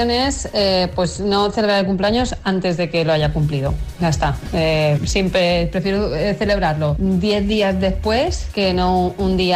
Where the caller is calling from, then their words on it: Terrassa, Catalonia, Spain; Hola, soy … de Tarrasa.